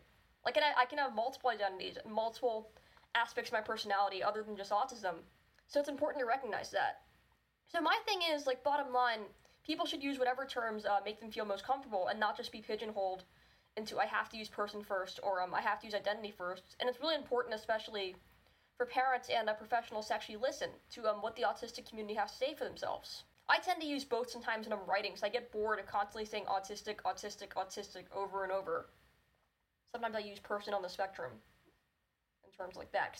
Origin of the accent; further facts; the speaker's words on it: India; Like, I just say I'm Indian. I don't say a person of, like, Indian origin, because that's just who I am.